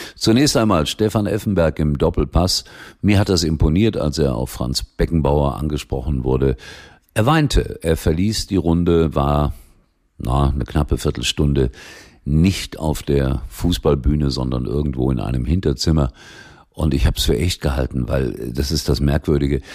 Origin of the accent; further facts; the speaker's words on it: Germany; bei uns in Deutschland